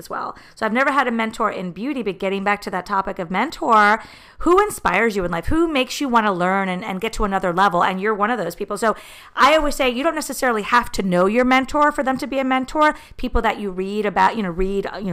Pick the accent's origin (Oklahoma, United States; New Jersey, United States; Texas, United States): New Jersey, United States; moved away; also born or lived in Miami, Florida; all my life, I'm from New Jersey